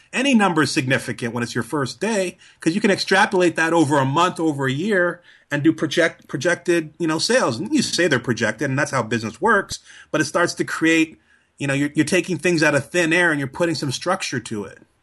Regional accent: Trinidad & Tobago; moved away; I'm originally from Trinidad

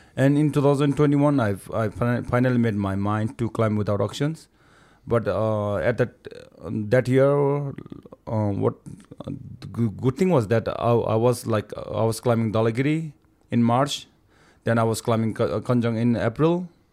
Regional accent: Rolwaling, Bagmati, Nepal; I'm from Rolwalling area

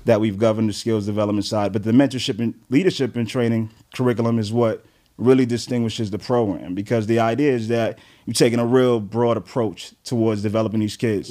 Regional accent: New York City, New York, United States; also born or lived in Flatbush, Brooklyn; Grew up in Crown Heights, New York.

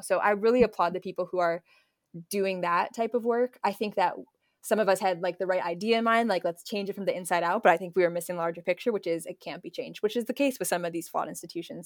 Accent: Naperville, Illinois, United States; I grew up in Naperville

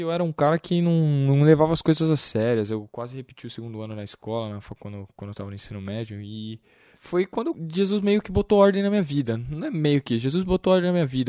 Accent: Vinhedo, São Paulo, Brazil; eu nasci em São Paulo, mas acabei vindo para Vinhedo com oito meses de idade, então eu tô, sou praticamente um vinhedense.

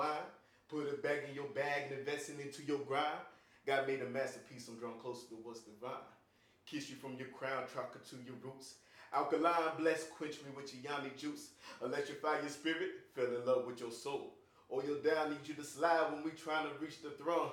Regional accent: the South, United States; I'm from the South

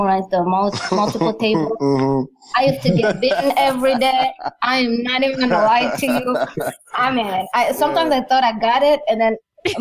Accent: Rwanda; We come from Rwanda

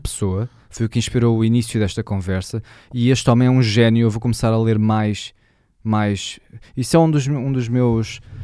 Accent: Portugal; accent: Portuguese; eu falo com pronúncia de português

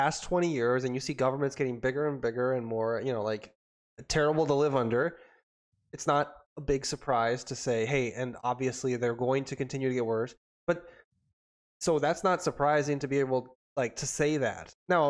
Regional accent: Minnesota, United States; I am a Minnesotan. I'm a Minnesotan, and I'm currently in Nashville, Tennessee. I was just here for the week.

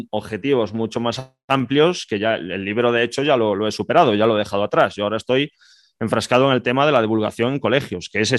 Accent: Spain; que es una cadena de libros de aquí, de España, y dos o tres librerías más. Pero es que mm, tú aquí en mi país vas a cualquier librería

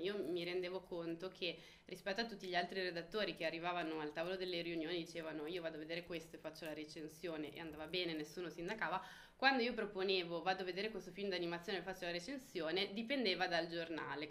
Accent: Melzo, Lombardy, Italy; also born or lived in Milan; siamo della provincia di Milano

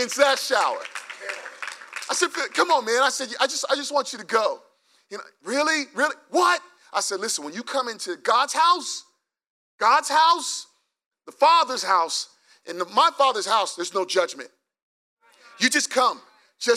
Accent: New York, United States; we're from New York

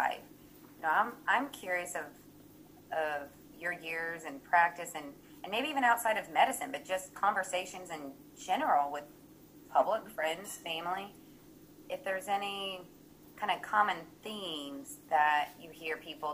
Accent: Evansville, Indiana, United States; growing up in Evansville, Indiana

